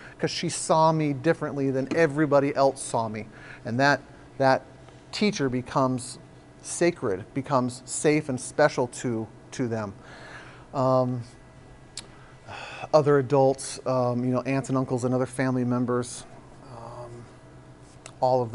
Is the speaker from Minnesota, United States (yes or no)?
no; San Diego, California, United States; now in Oregon, United States; I grew up in San Diego